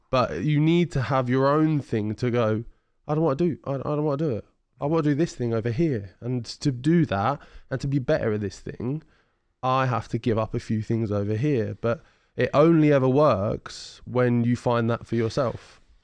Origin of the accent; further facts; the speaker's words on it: Ipswich, East of England, United Kingdom; I'm extremely well known in Ipswich, in my hometown